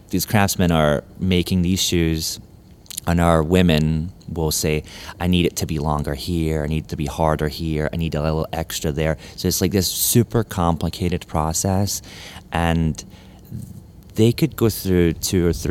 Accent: Memphis, Tennessee, United States; also born or lived in Scotland; Um, but I grew up in Memphis. Like became an adult here.

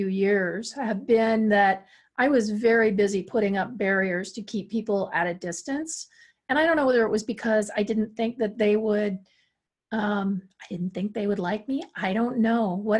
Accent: Wisconsin, United States; I'm from Wisconsin too

